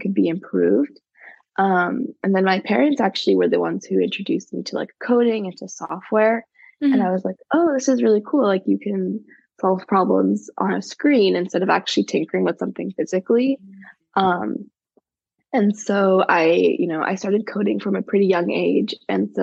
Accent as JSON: {"language": "English", "town": "Los Angeles", "region": "California", "country": "United States", "tie": "born or raised there", "said": "I grew up like a little bit north of the of Los Angeles, in the San Fernando Valley"}